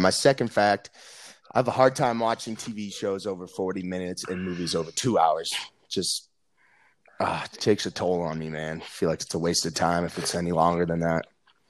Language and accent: English; Bozeman, Montana, United States; from Bozeman, Montana.